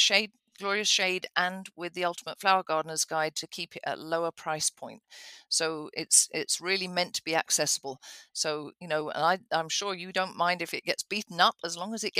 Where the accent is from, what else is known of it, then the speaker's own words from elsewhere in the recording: England, United Kingdom; moved away; I grew up in England with cottage gardens